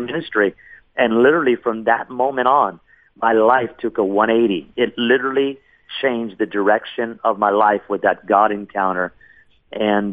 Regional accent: Los Angeles, California, United States; also born or lived in Seattle, Washington; I grew up in Los Angeles, California

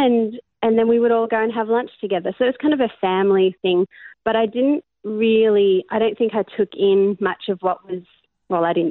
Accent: Australia; born or raised there; also born or lived in Cape Town, South Africa / Melbourne, Australia

